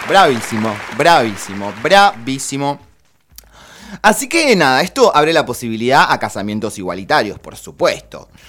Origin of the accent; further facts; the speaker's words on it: Argentina; amo nuestro país, soy militante de Argentina.